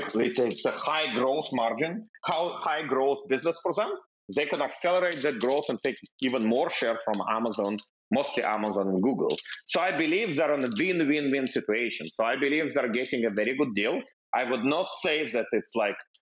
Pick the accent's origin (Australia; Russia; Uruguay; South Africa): Russia; also born or lived in Israel / Bay Area, United States / Seattle, United States; now in United States; I'm coming from Russia